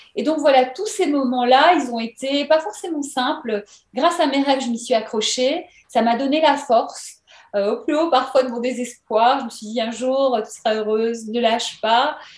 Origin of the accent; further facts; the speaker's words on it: Belgium; moved away as an adult; now in Paris, France; venant de Belgique.